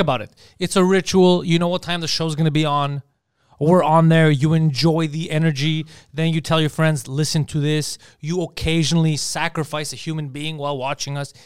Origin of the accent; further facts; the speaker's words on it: Canada; I'm from Canada too